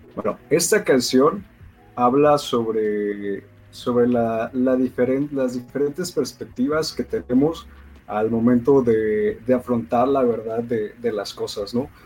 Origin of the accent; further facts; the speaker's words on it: Poza Rica, Veracruz, Mexico; also born or lived in Ciudad del Carmen, Campeche; soy de la ciudad de Poza Rica, Veracruz